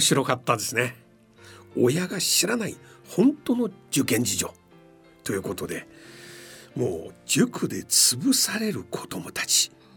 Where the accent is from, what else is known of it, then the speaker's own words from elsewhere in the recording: Shanghai, China; moved away as an adult; now in Japan; 私は上 海出身なんですけれどもまあ今ずっと三十何年間日本に住んでますけれども